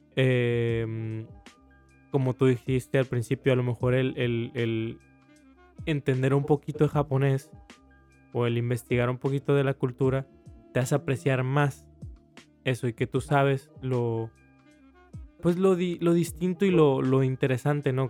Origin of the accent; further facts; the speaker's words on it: Mexico; aquí en México